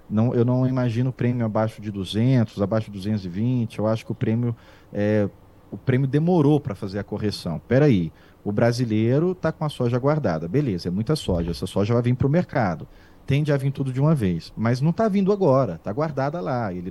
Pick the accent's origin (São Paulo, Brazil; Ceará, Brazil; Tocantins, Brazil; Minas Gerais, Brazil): Minas Gerais, Brazil; Barbacena; quando eu era menino em Barbacena, há muitos anos eu vi que vocês tinham essa calculadora.